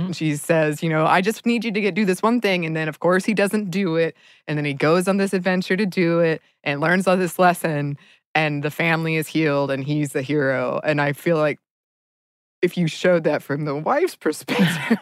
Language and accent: English; Dahlonega, Georgia, United States; moved away; my hometown of Dahlonega, Georgia